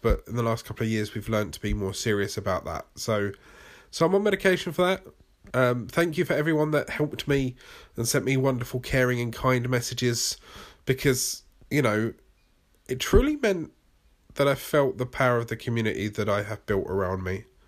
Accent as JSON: {"language": "English", "country": "United Kingdom", "accent": "British", "said": "my British accent"}